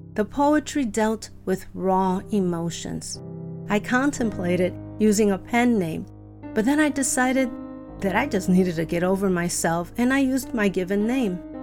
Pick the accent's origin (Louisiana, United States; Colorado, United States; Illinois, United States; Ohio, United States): Illinois, United States; Chicago; I grew up in Chicago to loving parents